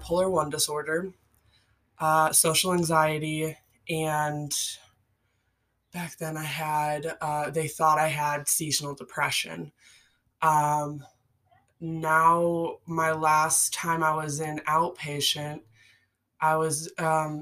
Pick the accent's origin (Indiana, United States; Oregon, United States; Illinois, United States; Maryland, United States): Illinois, United States; Chicago; I grew up in the Midwest, similar to Joel. I'm from like the Chicagoland area